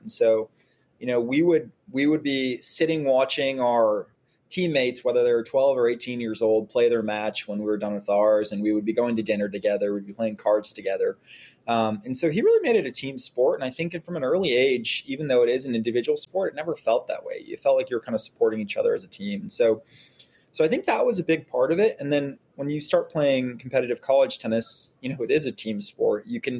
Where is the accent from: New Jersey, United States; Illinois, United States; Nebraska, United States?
Illinois, United States; Glenview; also born or lived in Nashville, Tennessee; So, like every great Chicagoan, or north suburbs of Chicagoan. I grew up in Glenview.